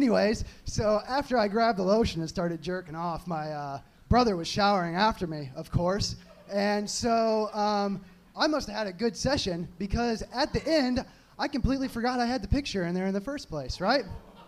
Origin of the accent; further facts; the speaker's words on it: Kansas City, Missouri, United States; No, I'm from Kansas City, actually.